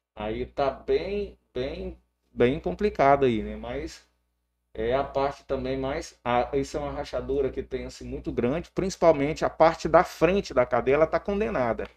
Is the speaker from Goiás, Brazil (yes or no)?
yes; Porangatu, Goiás, Brazil; nós somos aqui da cidade de Porangatu